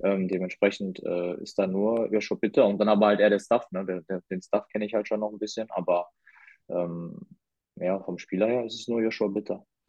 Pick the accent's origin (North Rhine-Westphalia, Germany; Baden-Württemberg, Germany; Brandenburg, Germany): North Rhine-Westphalia, Germany; Essen; moved away; ich bin in Essen groß geworden